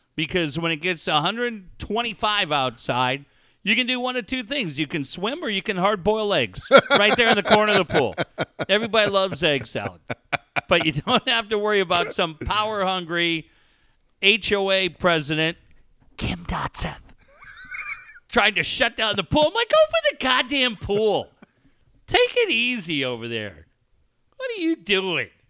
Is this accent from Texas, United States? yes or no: no; Encinitas, California, United States; born or raised there